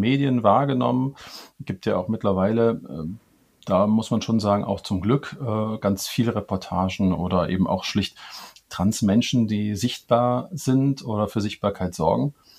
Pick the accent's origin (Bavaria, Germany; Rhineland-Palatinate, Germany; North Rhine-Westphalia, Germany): North Rhine-Westphalia, Germany; Cologne; komme ich ähm, gebürtig aus Köln.